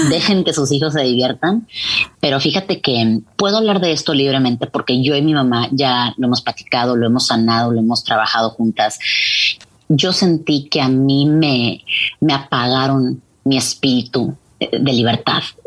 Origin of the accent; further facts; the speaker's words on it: Mexico; now in Texas, United States; todos somos mexicanos y nos gusta hablar de dónde venimos